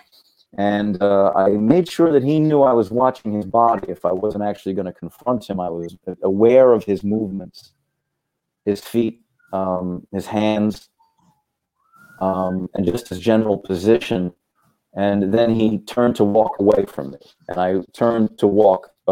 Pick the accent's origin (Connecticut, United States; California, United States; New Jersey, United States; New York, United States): New York, United States; New York City; I grew up in Brooklyn